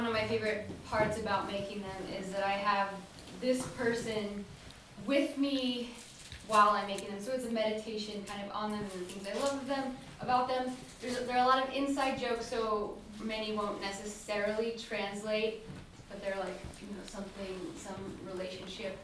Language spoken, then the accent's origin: English; Homer, Alaska, United States; moved away as an adult; I grew up here in Homer